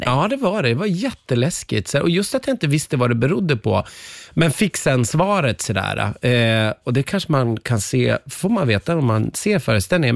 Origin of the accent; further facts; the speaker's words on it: Umeå, Västerbotten County, Sweden; jag växte upp i Umeå, men mina föräldrar kom ifrån Västerbottens, ja inte inland, men i trakterna Robertfors och Överklinten